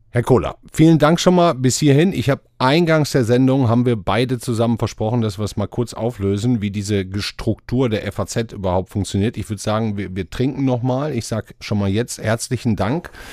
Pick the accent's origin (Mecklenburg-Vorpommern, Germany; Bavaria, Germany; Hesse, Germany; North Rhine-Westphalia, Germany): North Rhine-Westphalia, Germany; Ruhr area; born or raised there; moved away